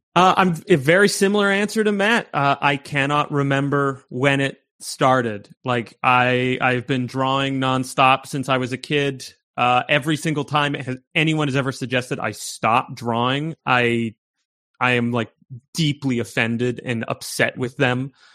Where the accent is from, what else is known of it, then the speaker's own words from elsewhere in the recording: Canada; also born or lived in York, Toronto; there's a thing that we call in Canada the bush, which is basically like, uh, it's a town of 800 people and there's one road in and one road out. Uh, and that's where I grew up.